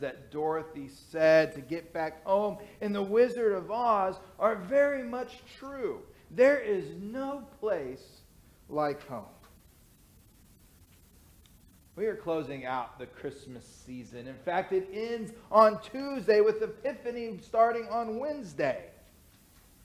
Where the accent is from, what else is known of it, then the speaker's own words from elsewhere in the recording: Cleburne, Texas, United States; moved away as an adult; My family moved to Cleburne when I was 12 years old. So for me, Cleburne is my hometown. I spent my teenage years there